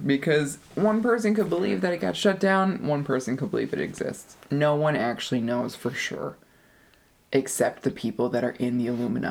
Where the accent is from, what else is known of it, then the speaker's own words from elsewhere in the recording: United States; I'm just American.